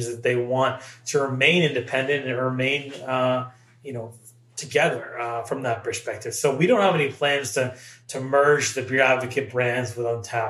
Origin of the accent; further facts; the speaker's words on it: Massachusetts, United States; I grew up in the Massachusetts area